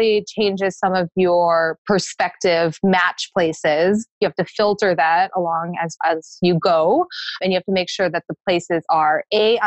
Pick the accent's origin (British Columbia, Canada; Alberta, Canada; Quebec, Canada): British Columbia, Canada; Vancouver; moved away as an adult; now in Flint, United States; I actually am a Canadian. However, I was born in Canada, raised in Canada, and then I went to the Caribbean